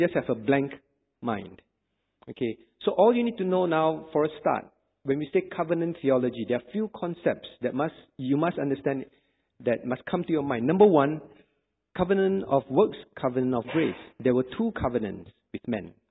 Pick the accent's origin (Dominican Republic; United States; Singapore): Singapore; I'm a Singaporean. Did I have a choice not to be a Singaporean? I did not. When my parents decided to have me, when I was born, I was automatically a Singaporean